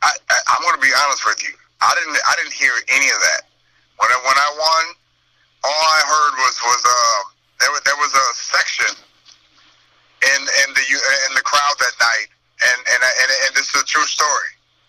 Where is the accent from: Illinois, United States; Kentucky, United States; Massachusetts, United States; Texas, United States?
Illinois, United States; East St. Louis; I'm from across the bridge. I'm from East St. Louis